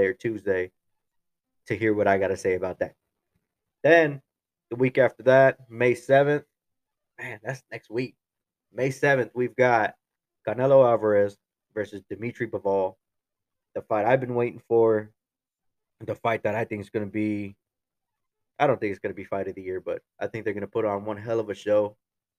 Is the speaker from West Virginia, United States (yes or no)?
no; Kansas, United States; my home state, Kansas.